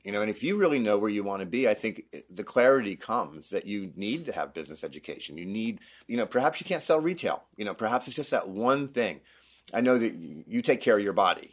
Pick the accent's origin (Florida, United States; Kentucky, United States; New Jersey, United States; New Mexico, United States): Florida, United States; moved away as an adult; also born or lived in Denver, Colorado; now in Utah, United States; I grew up in Florida, um, went to school in Florida